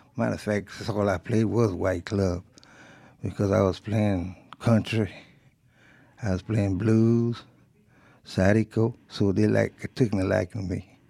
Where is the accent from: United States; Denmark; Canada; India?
United States; Rayne, Louisiana; first language French; English is a second language; also born or lived in Chicago; now in Mississippi, United States; I grew up as a kid speaking French. When you were in Louisiana, especially around the rain in Lafayette